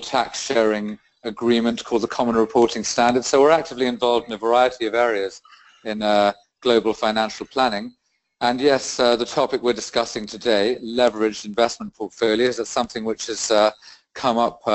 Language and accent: English; United Kingdom; also born or lived in Rio de Janeiro, Brazil; I'm British, and I divide my time between the UK and South America.